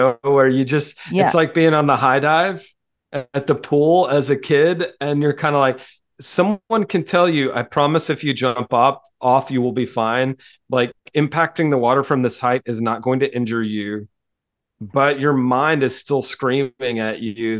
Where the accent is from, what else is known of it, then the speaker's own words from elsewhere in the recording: the South, United States; I mean, I'm a Southerner, like I'm polite to a fault sometimes.